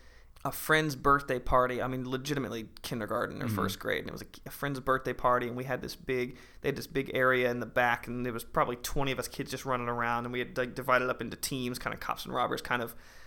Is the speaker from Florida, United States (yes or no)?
yes; Orlando, Florida, United States; I kind of pick and choose Orlando, yeah. To be honest. It's kind of where my deepest relationships from childhood per se right. still come from is Orlando.